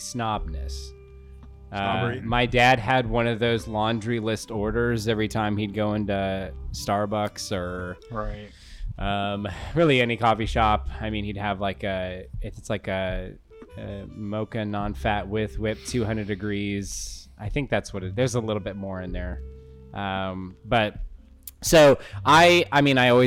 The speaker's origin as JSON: {"language": "English", "town": "Portland", "region": "Oregon", "country": "United States", "tie": "born or raised there", "said": "I'm from Portland. We all drank coffee in sixth grade"}